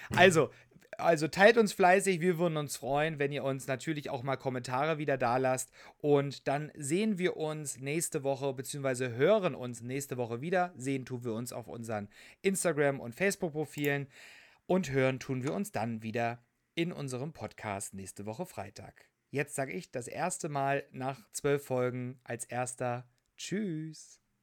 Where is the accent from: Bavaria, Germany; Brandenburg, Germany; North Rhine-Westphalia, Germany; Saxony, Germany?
Saxony, Germany; moved away; auch in dem schönen Sachsen, in meinem Heimatbundesland